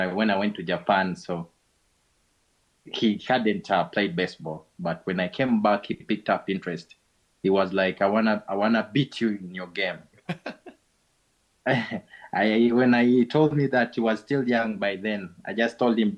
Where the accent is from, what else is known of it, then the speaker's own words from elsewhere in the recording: Uganda; we are calling you from Uganda in a place called Gayaza